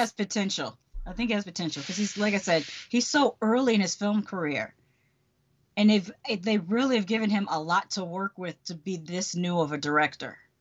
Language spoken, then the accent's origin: English; Connecticut, United States; now in Orlando, United States; I grew up in Connecticut in the eighties